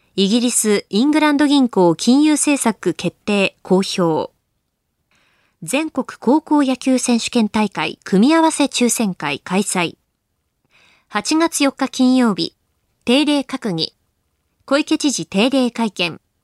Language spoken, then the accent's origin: Japanese; Akita, Japan; moved away; ふるさとの秋田